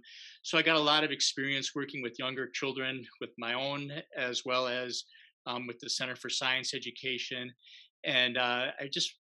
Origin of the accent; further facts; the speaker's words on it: Milwaukee, Wisconsin, United States; moved away as an adult; I grew up here in Wisconsin in Milwaukee